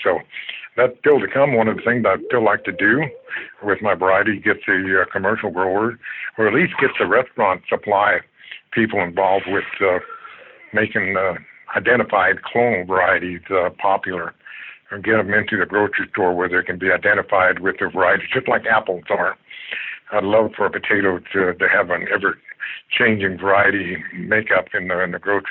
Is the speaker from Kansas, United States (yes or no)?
yes; Kansas, United States; also born or lived in Washington State; now in Everett, United States; I'm from the Midwest, from Kansas